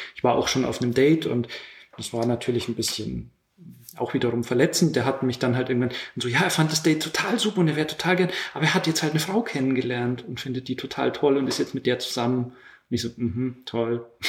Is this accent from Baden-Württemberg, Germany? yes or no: no; Lower Bavaria, Germany; moved away; also born or lived in Munich; aus Niederbayern